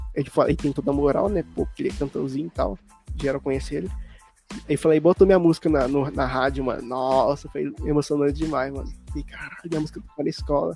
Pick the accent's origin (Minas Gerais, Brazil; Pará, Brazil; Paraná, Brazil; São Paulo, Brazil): Minas Gerais, Brazil; Buenópolis; also born or lived in Curvelo; now in Sete Lagoas, Brazil; lá na minha cidade natal, lá em Buenópolis